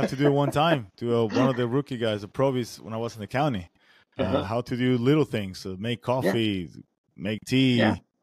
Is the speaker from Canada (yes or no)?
no; Venezuela; moved away as an adult; now in United States; I'm coming from Venezuela, working in emergency system in Venezuela